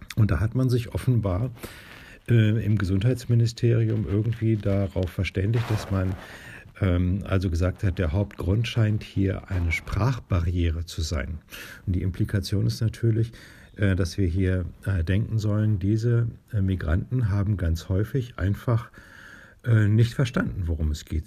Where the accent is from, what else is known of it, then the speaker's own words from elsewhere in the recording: Northern Germany, Germany; hier bei uns in Norddeutschland